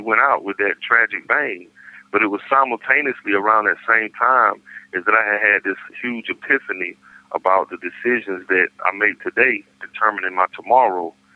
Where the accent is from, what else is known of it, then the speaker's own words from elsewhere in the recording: Raleigh, North Carolina, United States; I'm from Raleigh